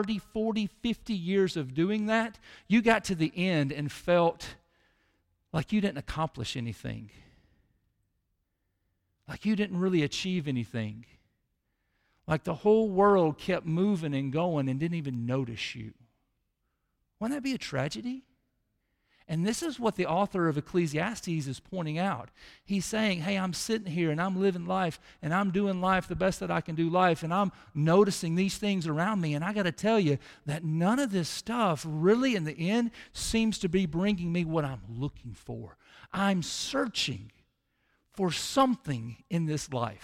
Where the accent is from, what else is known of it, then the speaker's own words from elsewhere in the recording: Mississippi, United States; we're from Mississippi